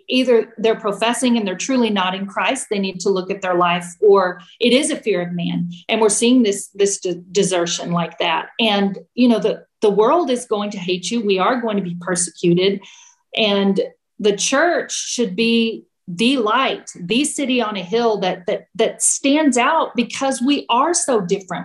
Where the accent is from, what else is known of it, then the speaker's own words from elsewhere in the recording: Temple, Texas, United States; we met with people who we grew up with, because Brad and I are from Central Texas. We're from Temple and we're from this area.